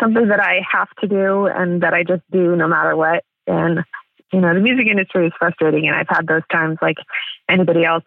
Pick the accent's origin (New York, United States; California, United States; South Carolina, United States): California, United States; San Diego; moved away as an adult; also born or lived in Amsterdam area, Netherlands; now in Amsterdam, Netherlands; I'm from San Diego